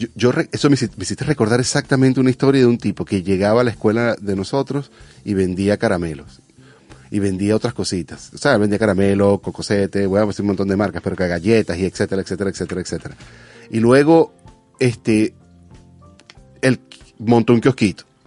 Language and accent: Spanish; Venezuela; now in California, United States; como venezolano